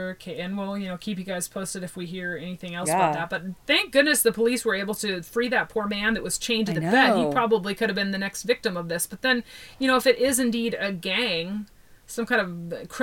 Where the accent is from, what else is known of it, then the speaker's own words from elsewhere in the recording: Pacific Northwest, United States; moved away; also born or lived in California; I'm from the Pacific Northwest up by the Canadian border.